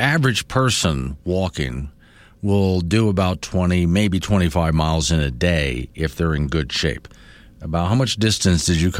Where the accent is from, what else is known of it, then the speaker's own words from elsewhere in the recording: Florida, United States; now in Wyoming, United States; I've seen it personally firsthand growing up in Florida.